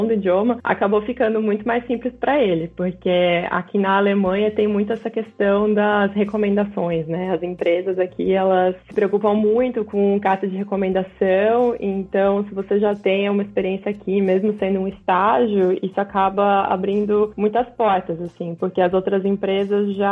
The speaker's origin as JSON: {"language": "Portuguese", "town": "Florianópolis", "region": "Santa Catarina", "country": "Brazil", "lives_now": "Germany", "said": "eu sou original de Florianópolis, em Santa Catarina, mas a minha família é uma dessas famílias que se mudava bastante, assim."}